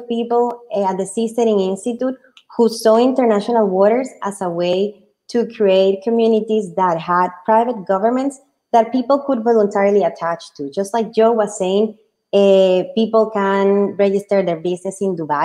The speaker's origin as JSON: {"language": "English", "country": "Colombia", "tie": "born or raised there", "also_born_or_lived": "United Kingdom", "moved": "yes", "said": "I was born in Colombia"}